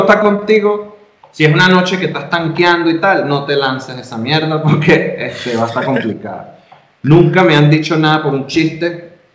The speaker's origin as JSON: {"language": "Spanish", "country": "Venezuela", "moved": "yes", "lives_now": "Mexico", "said": "yo como venezolano"}